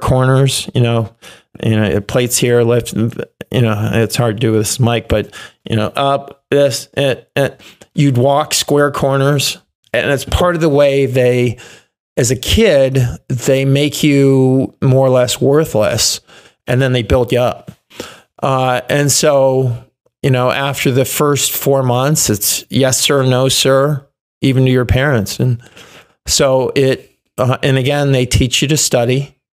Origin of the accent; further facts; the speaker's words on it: Chicago, Illinois, United States; also born or lived in Bettendorf, Iowa; I grew up outside Chicago